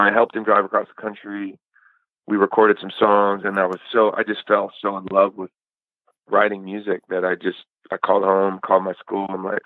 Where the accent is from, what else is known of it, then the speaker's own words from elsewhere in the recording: Eugene, Oregon, United States; moved away; also born or lived in Chico, California; I grew up as kind of like a skater kid in Eugene